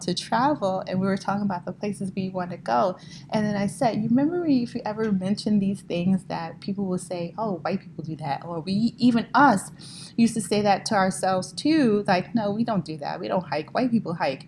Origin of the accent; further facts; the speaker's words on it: New York City, New York, United States; I was born and raised in Brooklyn